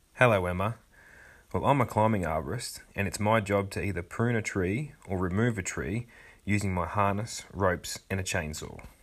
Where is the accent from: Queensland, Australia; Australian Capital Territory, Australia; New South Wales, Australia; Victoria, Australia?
Victoria, Australia; Wodonga; my hometown of Wodonga